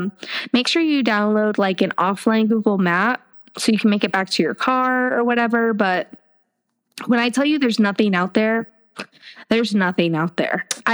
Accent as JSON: {"language": "English", "town": "Miami", "region": "Florida", "country": "United States", "moved": "yes", "lives_now": "Atlanta, United States", "said": "I work in Northwest Georgia, and like Holly and I have said, we're from Miami. I live in Metro Atlanta"}